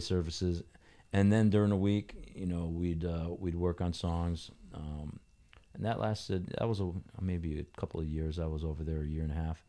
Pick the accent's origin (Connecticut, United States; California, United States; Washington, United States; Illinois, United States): Connecticut, United States; New Britain; also born or lived in Hartford; I grew up in New Britain